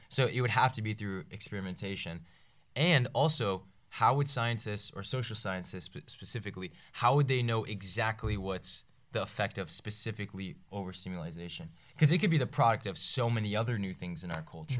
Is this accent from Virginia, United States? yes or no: yes; Northern Virginia, United States; from Northern Virginia